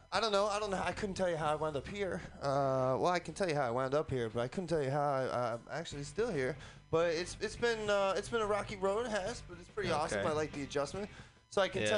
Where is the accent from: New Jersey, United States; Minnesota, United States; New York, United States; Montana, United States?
New York, United States; New York City; now in San Francisco, United States; New York City, my hometown.